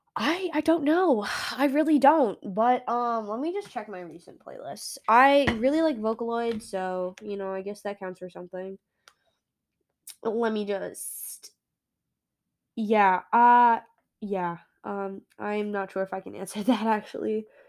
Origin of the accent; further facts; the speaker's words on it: United States; America. Yeah, I am definitely an American bean.